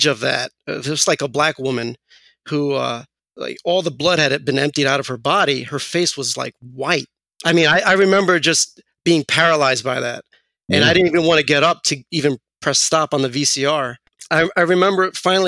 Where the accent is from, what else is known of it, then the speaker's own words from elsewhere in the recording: New York City, New York, United States; I grew up in Queens, in Astoria specifically. And then we eventually moved over to Flushing.